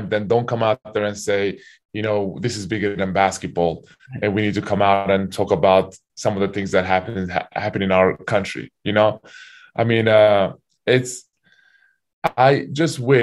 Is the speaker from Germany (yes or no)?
no; Turkey; also born or lived in Kentucky / Utah; now in United States; my home country, Turkey